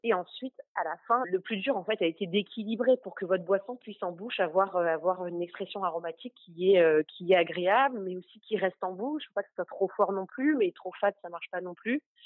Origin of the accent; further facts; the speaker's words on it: Normandy, France; J'ai grandi en Normandie